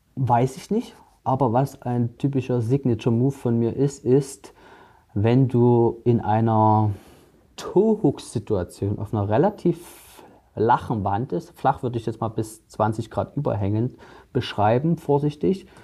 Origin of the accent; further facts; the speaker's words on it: Saxon Switzerland, Saxony, Germany; In der sächsischen Schweiz zum Beispiel, wo ich groß geworden bin mit Klettern